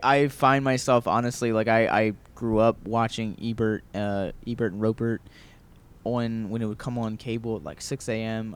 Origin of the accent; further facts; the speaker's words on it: Baltimore, Maryland, United States; moved away; growing up in Baltimore